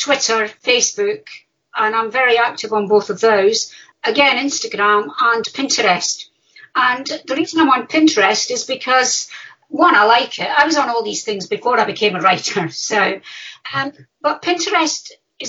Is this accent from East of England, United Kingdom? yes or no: no; Dundee, Scotland, United Kingdom; I'm from Dundee